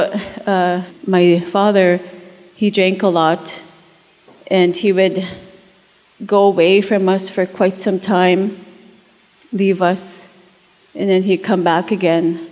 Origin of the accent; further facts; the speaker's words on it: Buffalo Lake Métis Settlement, Alberta, Canada; I'm originally from Buffalo Lake Métis Settlement, just 2 hours northeast of Edmonton